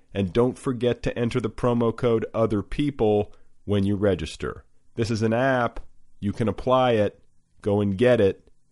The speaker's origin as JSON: {"language": "English", "region": "Midwest", "country": "United States", "said": "I'm from the Midwest"}